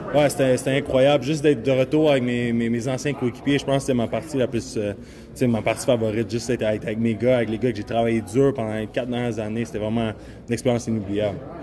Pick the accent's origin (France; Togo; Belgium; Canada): Canada; Quebec; je viens du Québec